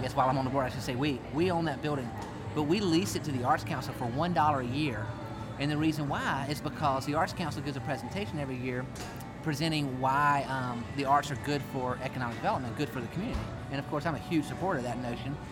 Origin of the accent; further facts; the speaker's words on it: Rock Hill, South Carolina, United States; when I grew up in Rock Hill